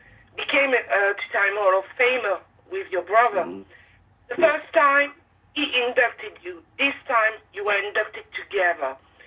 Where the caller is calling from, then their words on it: France; English is a second language; I'm calling you from France, and it's hot here.